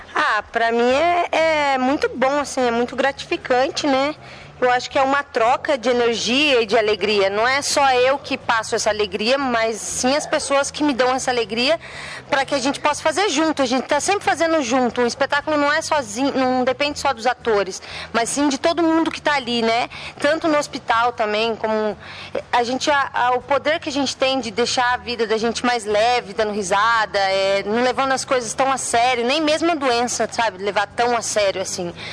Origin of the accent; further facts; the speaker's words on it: Tapira, Paraná, Brazil; eu nasci lá em Tapira, né? Olha né? Daí fiquei lá quase toda a minha vida.